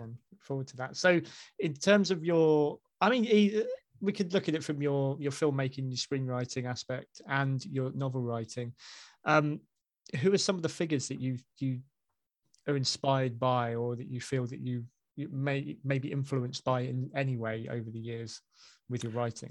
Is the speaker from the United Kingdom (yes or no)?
yes; Basingstoke, South East England, United Kingdom; moved away as an adult; also born or lived in Hanley; I'm from Basingstoke